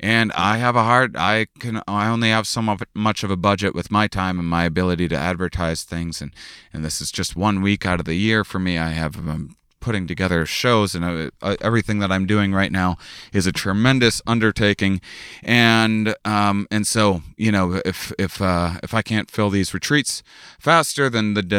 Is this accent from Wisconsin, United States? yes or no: yes; La Crosse, Wisconsin, United States; born or raised there; moved away